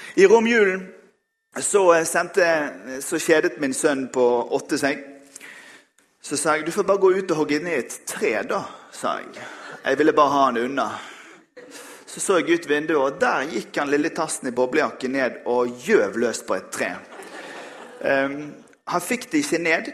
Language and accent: Norwegian; Bergen, Vestland, Norway; jeg er bergenser